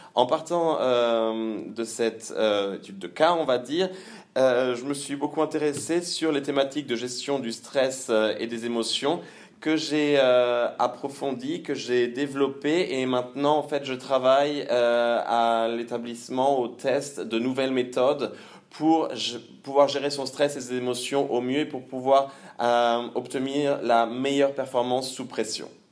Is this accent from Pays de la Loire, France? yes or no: yes; Le Mans, Pays de la Loire, France; moved away as an adult; also born or lived in Caen; now in Cologne, Germany; je suis né au Mans, j'ai fait mes études à Caen